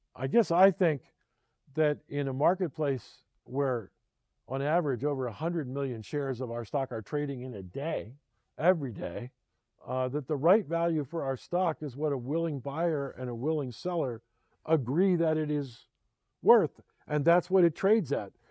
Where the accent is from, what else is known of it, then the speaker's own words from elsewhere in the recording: Philadelphia, Pennsylvania, United States; my hometown, Philadelphia